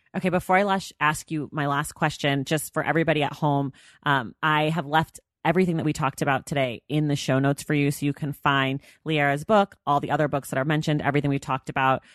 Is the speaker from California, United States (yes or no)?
yes; California, United States; I'm from California